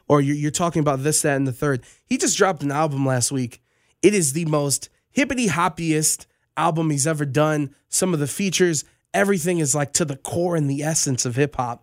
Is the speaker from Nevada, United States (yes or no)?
yes; Las Vegas, Nevada, United States; I'm just from Vegas